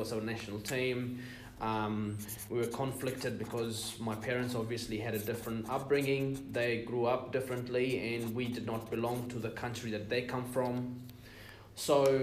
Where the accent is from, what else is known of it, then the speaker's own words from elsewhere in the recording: United Arab Emirates; So I'm from the UAE, which is United Arab Emirates. My parents immigrated from Iran to the UAE in the 60s. I was born and raised there.